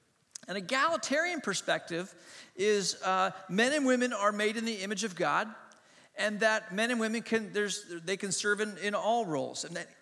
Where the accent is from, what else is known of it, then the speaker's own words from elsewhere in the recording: Hong Kong; also born or lived in Asia; I grew up in Hong Kong. I was born in Hong Kong. I grew up in Asia. My mom and dad were missionaries.